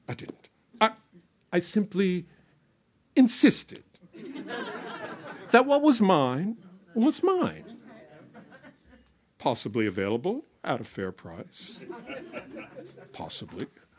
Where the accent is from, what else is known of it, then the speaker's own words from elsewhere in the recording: Boston, Massachusetts, United States; also born or lived in California; I'm from Boston, right? Can you tell by the voice? No, you from Boston? Yeah, yeah. I don't sound like you. What happened? I've been in California too long.